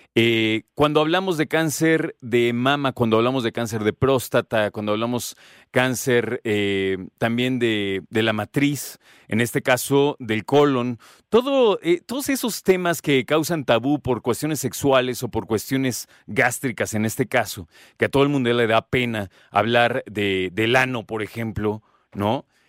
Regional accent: Mexico; como mexicanos

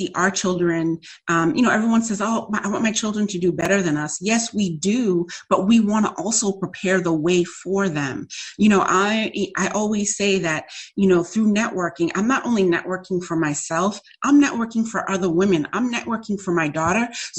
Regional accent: Massachusetts, United States; also born or lived in New York; I came back to Massachusetts

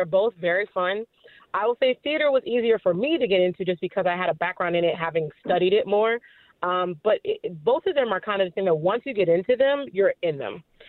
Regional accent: Washington, District of Columbia, United States; moved away; I'm from Washington, D.C. originally

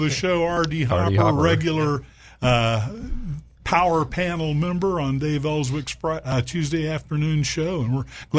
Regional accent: Little Rock, Arkansas, United States; my hometown, Little Rock, Arkansas.

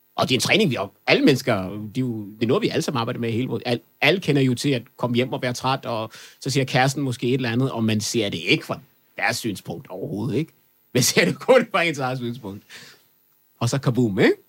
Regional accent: Kokkedal, Capital Region of Denmark, Denmark; also born or lived in Afghanistan; Det kvarter, jeg voksede op i i Kokkedal

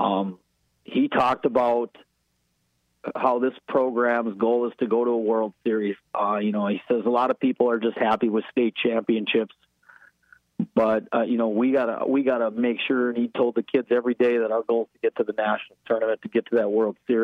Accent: Fargo, North Dakota, United States; We're from Fargo South or Fargo North

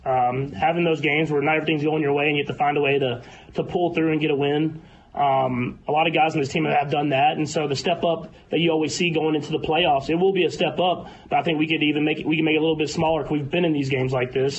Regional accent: Texas, United States; moved away as an adult; now in Kansas City, United States; I grew up in Texas

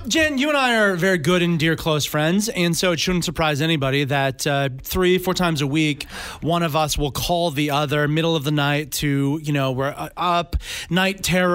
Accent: Sudbury, Ontario, Canada; I was born in Sudbury, Ontario. I was born in the shadow, literally, of the big nickel.

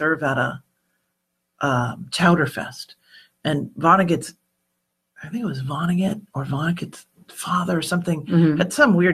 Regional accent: Massachusetts, United States; I grew up in Irish New England, you know, and so in Massachusetts

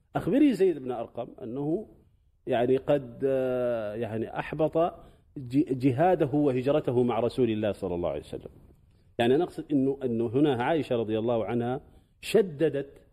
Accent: Sudan; قبل عشرين سنة تقريبا عندنا في السودان

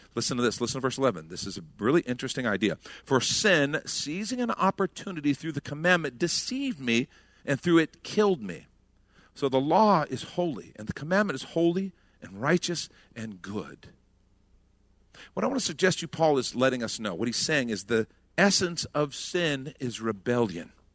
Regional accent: United States; as Americans who, honestly, we grew up saying, for God and country

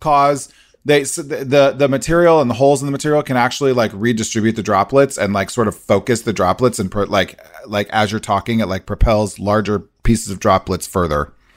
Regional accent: Nebraska, United States; I'm from Nebraska.

